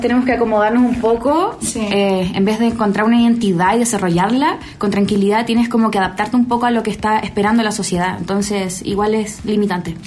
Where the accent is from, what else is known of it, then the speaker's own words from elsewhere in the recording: Chile; accent: Chilean; moved away as an adult; now in Mexico City, Mexico; Yo eh, vengo de Chile. llegué hace dos meses ya a Ciudad de México